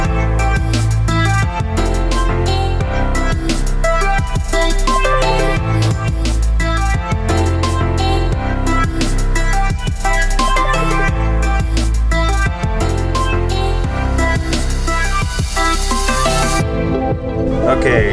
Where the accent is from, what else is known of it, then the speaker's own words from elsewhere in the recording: United States; now in Cambodia; As an American